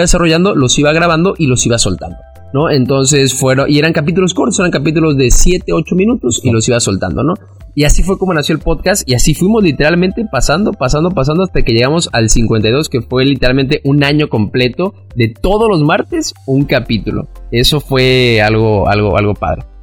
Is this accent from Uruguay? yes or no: no; Cancún, Quintana Roo, Mexico; soy de Cancún, aquí he vivido y aquí crecí toda mi vida